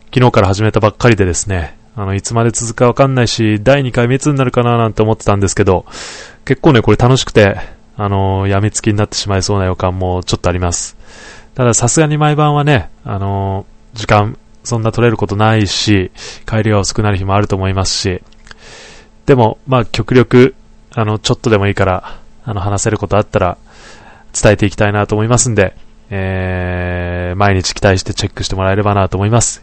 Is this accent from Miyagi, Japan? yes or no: no; Niigata, Japan; now in Tokorozawa, Japan; 地元の、あの、ふるさとの新潟